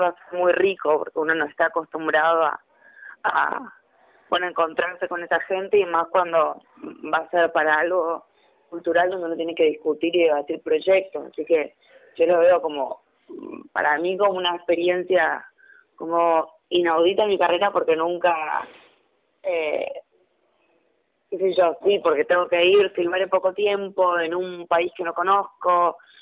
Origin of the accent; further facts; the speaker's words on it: Misiones, Argentina; yo soy la única argentina